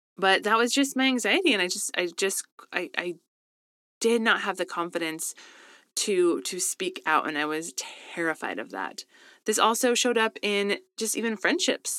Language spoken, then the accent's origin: English; Colorado, United States; now in Southern California, United States; I grew up in Colorado, best place ever